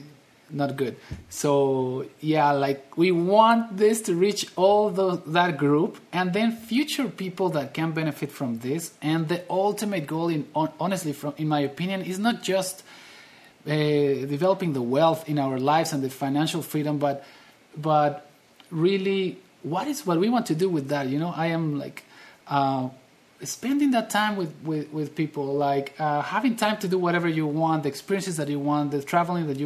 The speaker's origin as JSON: {"language": "English", "country": "Mexico", "said": "I'm from Mexico"}